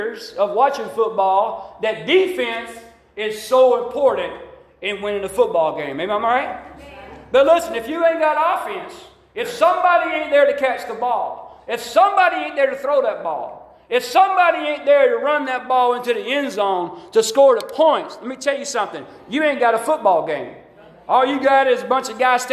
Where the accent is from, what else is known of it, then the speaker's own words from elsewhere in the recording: Alabama, United States; I grew up in Alabama